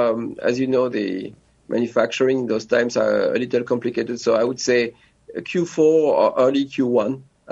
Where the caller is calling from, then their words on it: France; also born or lived in New York; Yes, I'm joining you from France. I used to be a New Yorker